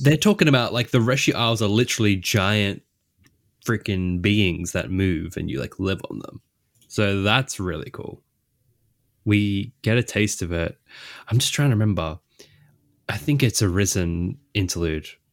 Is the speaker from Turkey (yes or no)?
no; Australia; I'm Australian